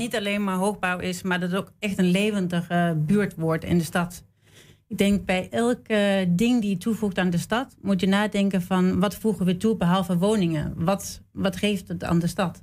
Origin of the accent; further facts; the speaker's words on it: Denmark; moved away as an adult; also born or lived in Sweden; now in Amsterdam, Netherlands; ik ben in Zweden geboren en opgegroeid in Denemarken